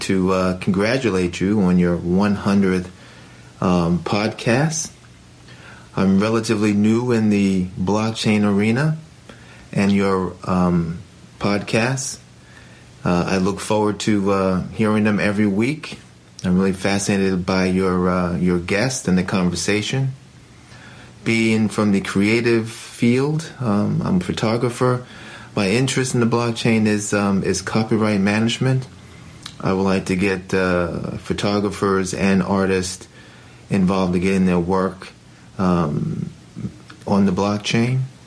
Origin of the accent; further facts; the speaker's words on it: Poughkeepsie, New York, United States; I hail from Poughkeepsie, New York